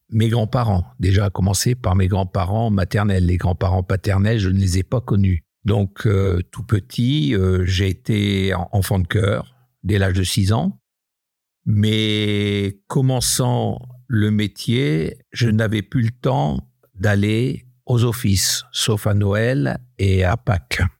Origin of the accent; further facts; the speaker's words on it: Hauts-de-France, France; je suis natif du Nord, un petit village euh, dans le Bavésie. Mon papa était cadre à EDF, donc on a beaucoup voyagé aussi de poste en poste euh, et on a atterri dans un petit village à côté de Maubeuge